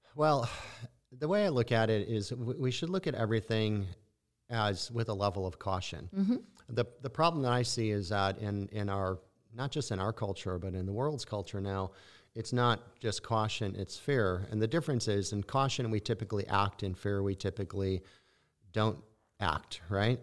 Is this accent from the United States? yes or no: yes; Midwest, United States; moved away; I'm initially from the Midwest